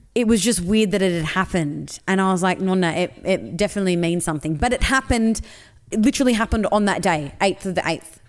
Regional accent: Sydney, New South Wales, Australia; I grew up in Western Sydney

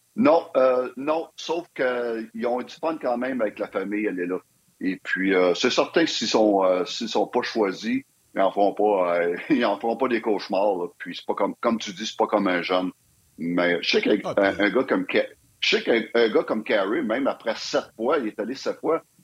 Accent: Quebec, Canada

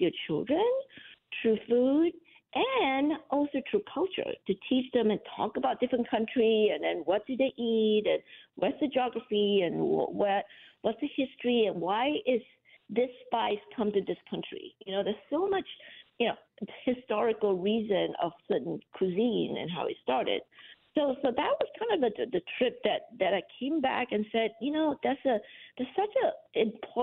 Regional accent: Muar, Johor, Malaysia; moved away; I grew up in Malaysia in a town called Muar

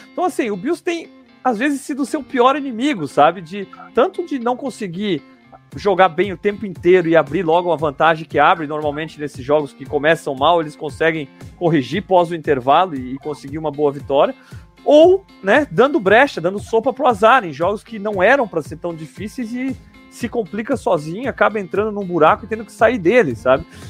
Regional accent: Blumenau, Santa Catarina, Brazil; eu tô aqui em Blumenau, né? Eu sou de Blumenau, sou aqui na terra do Oktoberfest

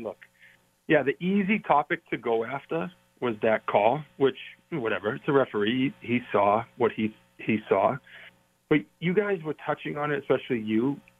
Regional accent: Boston, Massachusetts, United States; accent: Boston; I'm from Boston. I know you know this, but I think the audience can pick up the accent.

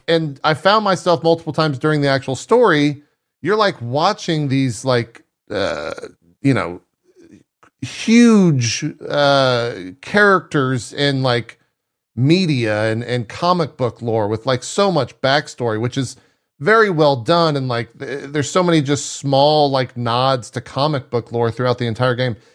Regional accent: South Texas, United States; growing up in South Texas

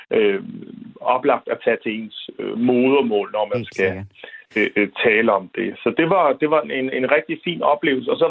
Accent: Southern Jutland, Southern Denmark, Denmark; da jeg voksede op i Sønderjylland

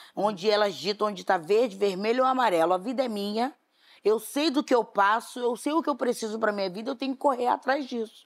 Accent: Rio de Janeiro, Brazil; Fiz uma música para Bangu, um clipe para Bangu, homenageando o bairro de onde eu vim

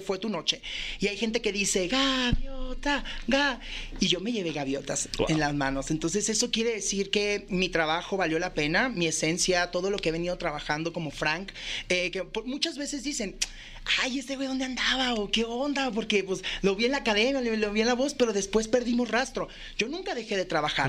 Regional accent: Mexico; así somos los mexicanos

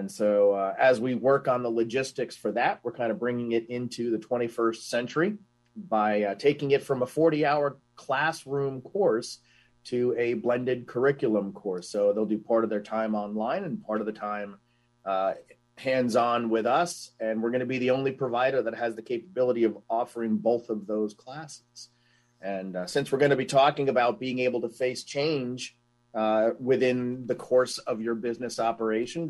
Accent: New York City, New York, United States; moved away; I am originally from the New York City area.

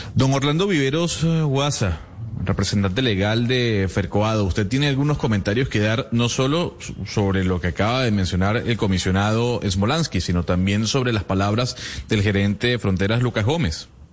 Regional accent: Venezuela; como venezolano

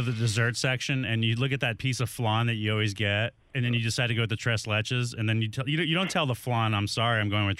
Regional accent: El Paso, Texas, United States; I grew up in El Paso.

